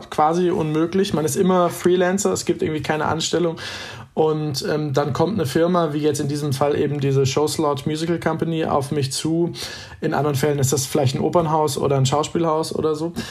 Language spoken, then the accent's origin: German; North Rhine-Westphalia, Germany; Damals war ich in Essen, wie gesagt, ein Kind des Ruhrgebiets, an der Oper viel unterwegs